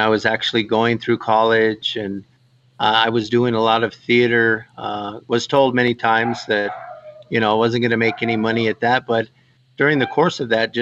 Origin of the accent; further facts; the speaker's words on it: Fort Wingate, New Mexico, United States; I grew up on the Navajo Reservation